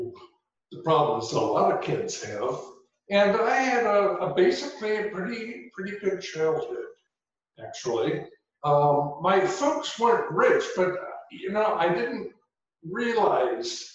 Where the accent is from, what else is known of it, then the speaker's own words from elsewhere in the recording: Seattle, Washington, United States; also born or lived in Skyway, Washington / Renton, Washington; now in Whidbey Island, United States; I grew up in Seattle